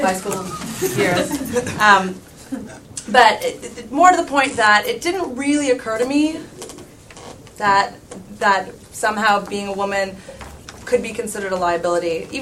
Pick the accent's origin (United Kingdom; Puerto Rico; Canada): Canada; I'm from Canada and we had grade 13 back then